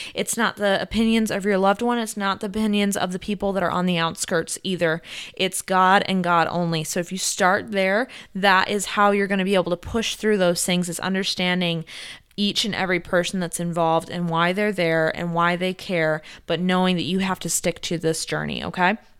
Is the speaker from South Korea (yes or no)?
yes; South Korea; moved away as an adult; also born or lived in Italy; I grew up in South Korea